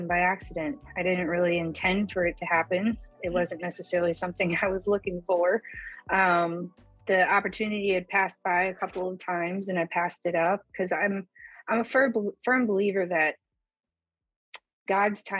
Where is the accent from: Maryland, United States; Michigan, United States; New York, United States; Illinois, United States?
Illinois, United States; Chicago; moved away as an adult; now in Oklahoma, United States; I'm originally from Chicago